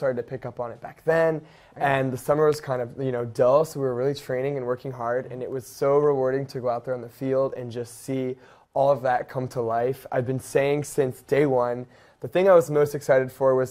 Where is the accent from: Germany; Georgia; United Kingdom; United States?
United States; New England; moved away as an adult; now in Philadelphia, United States; I'm from New England